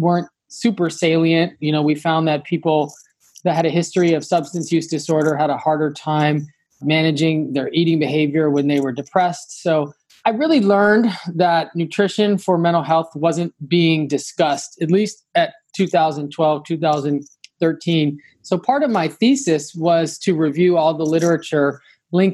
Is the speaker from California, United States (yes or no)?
yes; Los Angeles, California, United States; I am from Los Angeles originally. So, you know, growing up